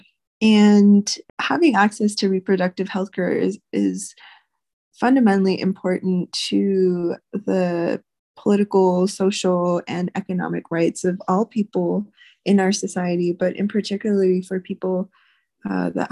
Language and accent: English; Louisiana, United States; now in New Mexico, United States; I grew up in Louisiana